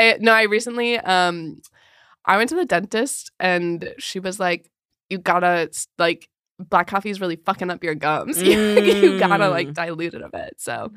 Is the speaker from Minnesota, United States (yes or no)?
yes; Minnesota, United States; moved away as an adult; now in New York City, United States; I went to college at Carleton, which is small town Minnesota, which is where I grew up.